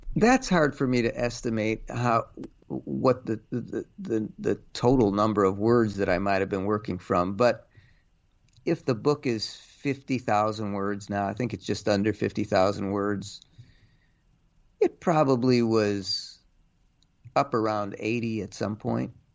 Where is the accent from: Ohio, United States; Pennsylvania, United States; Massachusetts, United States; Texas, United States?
Ohio, United States; Cleveland; now in New York, United States; I grew up in Cleveland